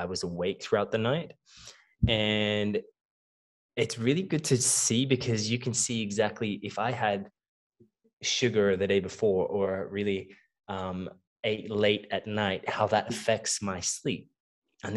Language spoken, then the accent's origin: English; Melbourne, Victoria, Australia; I was born and raised in Melbourne, Australia. Both of my parents come from Cape Town, South Africa